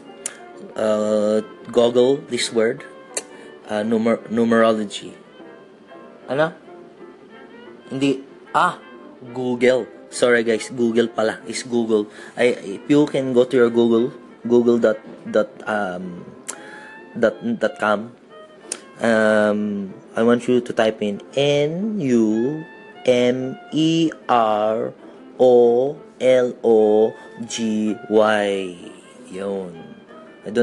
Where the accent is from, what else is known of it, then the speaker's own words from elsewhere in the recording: Australia; also born or lived in Philippines; being Filipino Australian